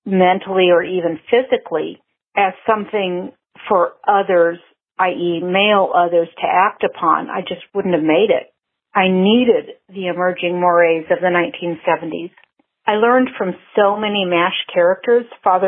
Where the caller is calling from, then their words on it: Anchorage, Alaska, United States; also born or lived in Mexico; I'm calling you from Anchorage, Alaska